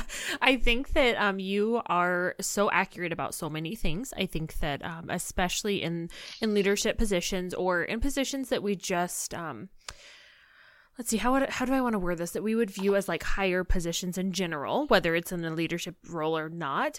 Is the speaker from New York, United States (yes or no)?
no; Illinois, United States; moved away as an adult; now in North Dakota, United States; I live in North Dakota now, but I'm from Illinois